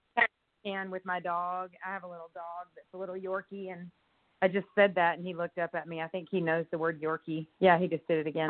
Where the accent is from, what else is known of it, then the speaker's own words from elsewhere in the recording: Longview, Texas, United States; also born or lived in Houston, Texas; now in Austin, United States; I was born in Houston, grew up in Longview, Texas, and I've lived in Austin now um, for 20 years.